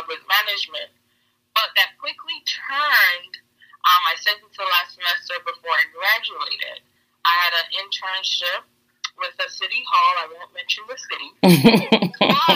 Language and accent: English; Fort Lauderdale, Florida, United States; I grew up in Lauderdale, Deepside